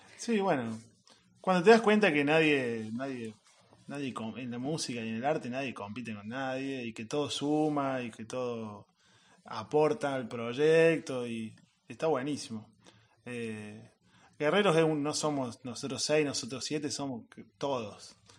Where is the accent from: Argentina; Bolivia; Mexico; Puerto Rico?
Argentina; Santa Ana, Córdoba; Soy de la sierra, sí yo soy de Santa Ana, que está muy cerquita de Altagracia